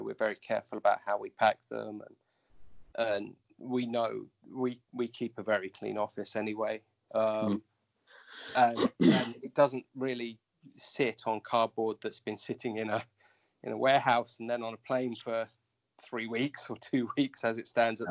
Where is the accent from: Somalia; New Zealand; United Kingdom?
United Kingdom; now in Japan; I may be in Japan, but I'm I'm British